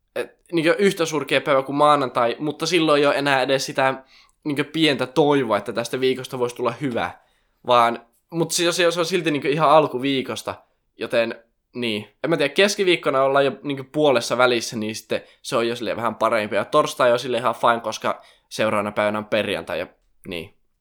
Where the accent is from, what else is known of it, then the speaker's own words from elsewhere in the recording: Raahe, North Ostrobothnia, Finland; moved away as an adult; now in Oulu, Finland; mä tuun Raahesta, tai itse asiassa Oulusta nykyään, tai alun perin Raahesta.